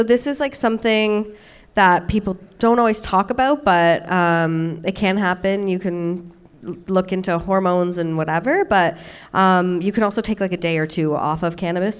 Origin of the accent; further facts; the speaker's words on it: Toronto, Ontario, Canada; I'm from Toronto